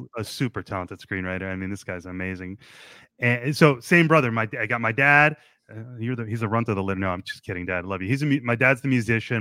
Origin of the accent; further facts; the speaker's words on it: New Jersey, United States; moved away; I come from a beautiful suburb in New Jersey where there was two enormous American flags in the middle of town